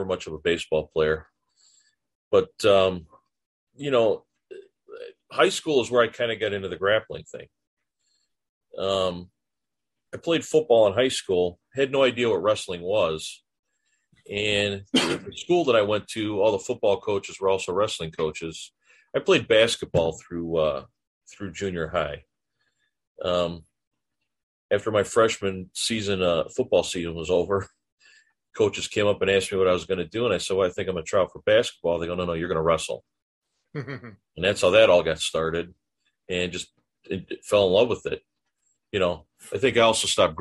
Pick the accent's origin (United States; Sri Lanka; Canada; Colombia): United States; Chicago, Illinois; also born or lived in DuPage County; I grew up in Chicago